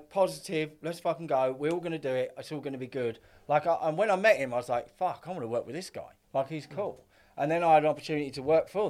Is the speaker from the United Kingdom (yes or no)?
yes; Essex, East of England, United Kingdom; I was up from Essex.